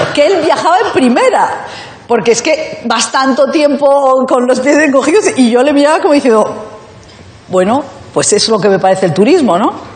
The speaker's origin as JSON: {"language": "Spanish", "town": "Madrid", "region": "Community of Madrid", "country": "Spain", "said": "yo, eh, soy de Madrid, pero eh, mi padre era de un pueblo de Burgos"}